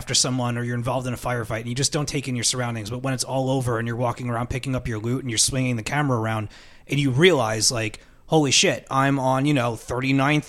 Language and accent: English; New York, United States; we're from New York